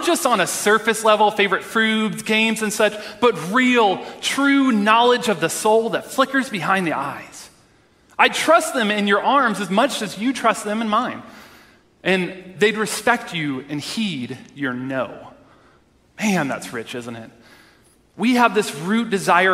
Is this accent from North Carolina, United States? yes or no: no; Texas, United States; moved away; I'm originally from Texas